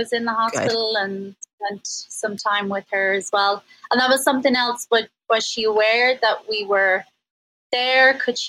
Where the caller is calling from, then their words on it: Oaxaca, Mexico; I'm calling from Oaxaca in Mexico.